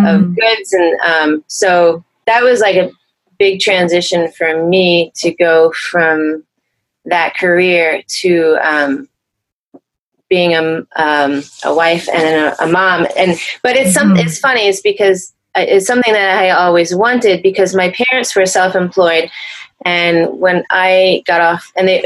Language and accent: English; Pennsylvania, United States; moved away as an adult; also born or lived in Philadelphia / Brooklyn, New York / New York City / New Jersey; I'm originally from Pennsylvania.